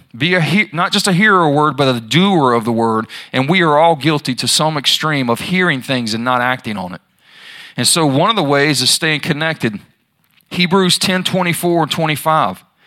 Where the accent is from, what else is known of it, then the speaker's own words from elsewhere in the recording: Charlotte, North Carolina, United States; I'm from Charlotte